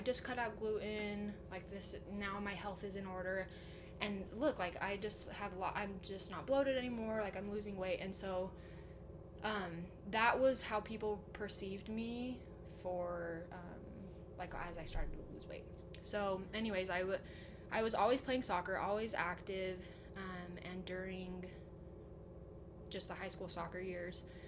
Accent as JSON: {"language": "English", "town": "Pleasant Grove", "region": "Utah", "country": "United States", "tie": "born or raised there", "said": "I'm from Pleasant Grove, and I've woo, lived woo. here my whole life."}